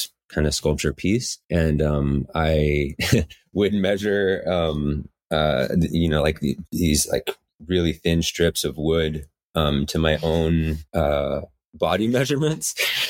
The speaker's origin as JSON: {"language": "English", "town": "Medford", "region": "Oregon", "country": "United States", "tie": "born or raised there", "also_born_or_lived": "Cape Cod, Massachusetts", "moved": "as an adult", "lives_now": "Portland, United States", "said": "And then we moved back to Southern Oregon, and I lived in Medford, Ashland area until Nisha and I were about 20-ish"}